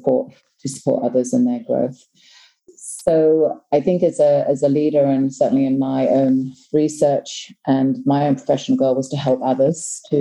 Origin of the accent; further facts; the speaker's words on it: Hong Kong; also born or lived in New Zealand; now in Thailand; As a person, I am originally from New Zealand, but was raised in Hong Kong. I did all my primary and secondary school in Hong Kong, and have worked throughout the Asia Pacific region, so Hong Kong, China, Vietnam, and now Thailand.